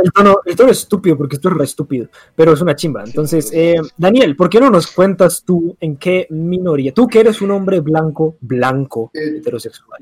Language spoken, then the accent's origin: Spanish; Colombia; siendo eh, colombianos